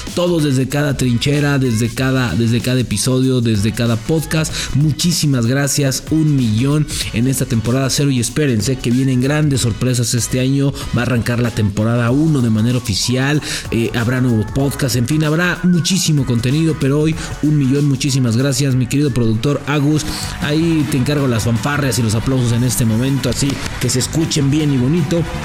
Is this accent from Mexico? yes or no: yes; Mexico; Así somos los mexicanos, bien desmadrosos, bien dicharacheros